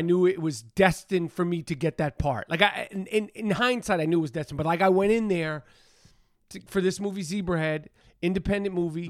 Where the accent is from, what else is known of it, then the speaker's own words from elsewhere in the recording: New York City, New York, United States; I'm from the east side, east, east, east side of Manhattan, super east.